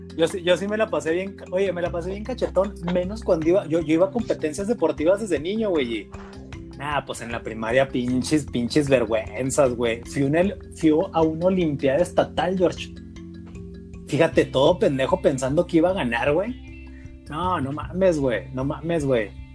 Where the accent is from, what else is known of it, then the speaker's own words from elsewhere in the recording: Mexico; como buen mexicano